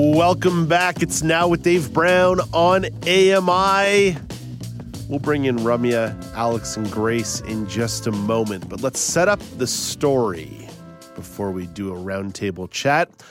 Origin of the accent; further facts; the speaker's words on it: Quebec, Canada; growing up in Quebec